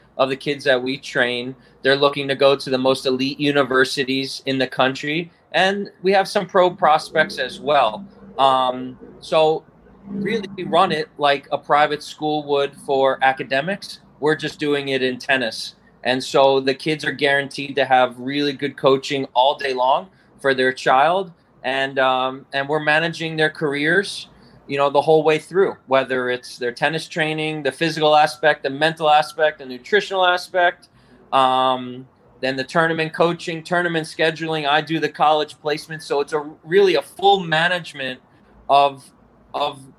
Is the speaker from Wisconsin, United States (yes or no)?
no; Coral Springs, Florida, United States; I was a youngster growing up in Coral Springs in elementary school